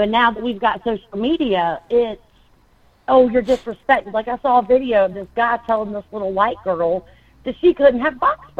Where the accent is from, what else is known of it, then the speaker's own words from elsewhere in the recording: United States; South Carolina, Florida, it's so different with the baseline that, yes, we are American.